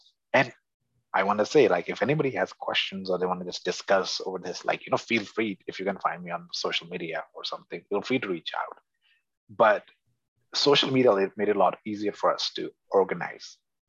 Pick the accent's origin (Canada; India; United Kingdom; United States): India; Punjab; And I know Hindi just pretty much as well as I know Punjabi, having been born and raised in Punjab.